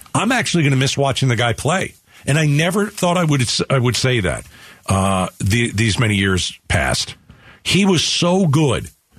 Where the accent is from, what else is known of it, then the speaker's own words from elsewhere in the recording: United States; moved away; growing up in the New York, New Jersey area, the mean streets, if you will